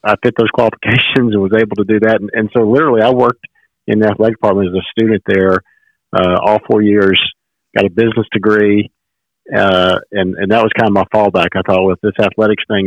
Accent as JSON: {"language": "English", "region": "Mississippi", "country": "United States", "tie": "born or raised there", "said": "I grew up in Mississippi."}